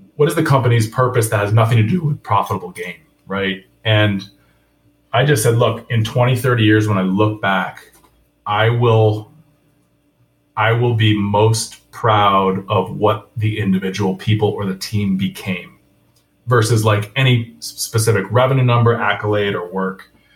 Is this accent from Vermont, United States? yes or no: yes; Vermont, United States; now in Atlanta, United States; I'm I'm from Vermont